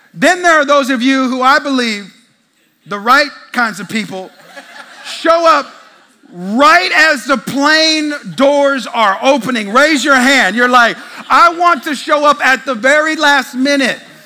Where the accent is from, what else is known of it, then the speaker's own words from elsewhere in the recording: California, United States; now in Texas, United States; I'm from California. In the Bay Area, it ain't cool to be a Christian there